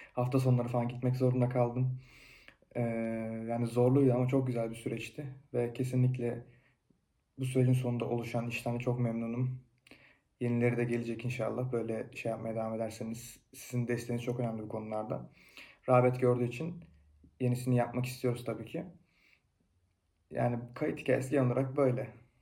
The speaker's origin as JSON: {"language": "Turkish", "town": "Fethiye", "region": "Muğla", "country": "Turkey", "moved": "as an adult", "lives_now": "Kütahya, Turkey"}